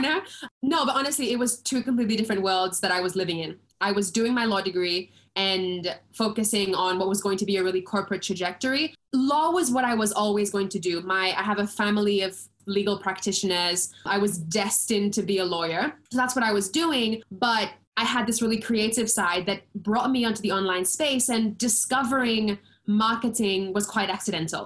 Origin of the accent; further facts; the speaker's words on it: Seychelles; also born or lived in London; I am originally from the Seychelles Islands, born and raised